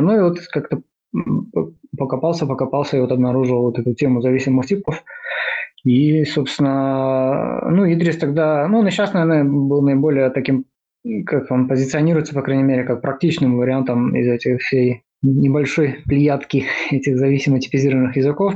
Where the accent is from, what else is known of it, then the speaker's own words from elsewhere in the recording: Mogilev, Mogilev Region, Belarus; moved away as an adult; also born or lived in Minsk, Belarus; now in Vilnius, Lithuania; я родился в Беларуси, в городе Могилев, вот, учился там в разнообразных